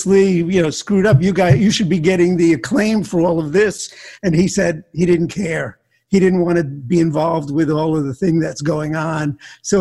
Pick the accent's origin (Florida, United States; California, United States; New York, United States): Florida, United States; Miami; also born or lived in Newark, New Jersey; I grew up in Miami